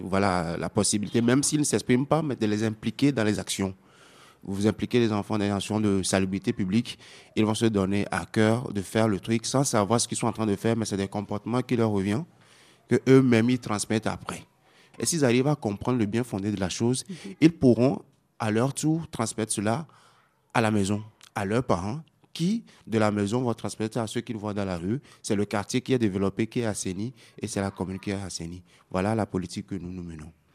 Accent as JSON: {"language": "French", "town": "Tsévié", "region": "Maritime", "country": "Togo", "said": "je viens de la commune de Zio 1, euh, dans le chef-lieu à à 35 km, qui est situé à 35 km de, de Lomé"}